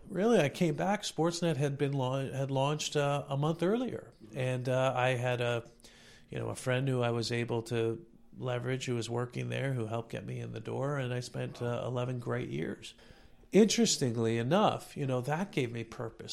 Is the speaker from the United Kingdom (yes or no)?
no; Toronto, Ontario, Canada; I was born and raised in Toronto